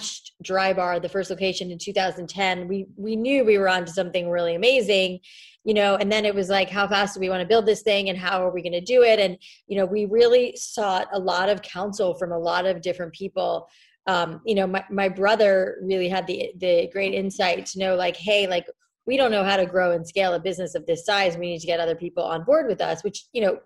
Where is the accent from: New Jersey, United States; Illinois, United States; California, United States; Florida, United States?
Florida, United States; South; I grew up in South Florida where the air is so wet and humid outside